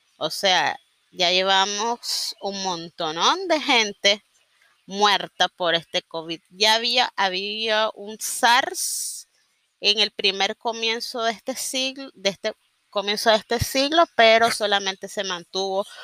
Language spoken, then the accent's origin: Spanish; Nicaragua; sobre todo soy nicaragüense, vivo en Nicaragua